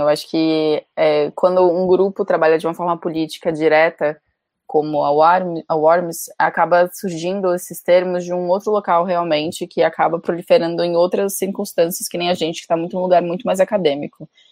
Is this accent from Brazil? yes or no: yes; Amazonas, Brazil; por parte de mãe eu sou brasileira, nascida no Amazonas